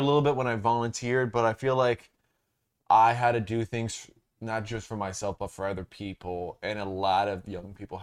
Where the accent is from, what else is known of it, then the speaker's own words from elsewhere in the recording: Durham, North Carolina, United States; I'm from Durham